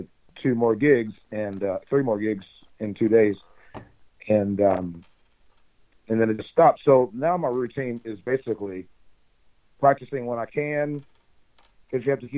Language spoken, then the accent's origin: English; Memphis, Tennessee, United States; and I'm from Memphis.